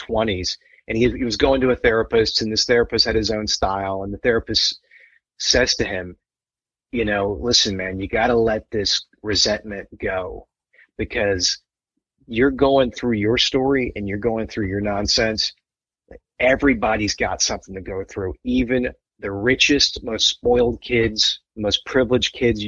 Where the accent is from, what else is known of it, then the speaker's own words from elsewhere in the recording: the South, United States; When I was a little kid growing up in the South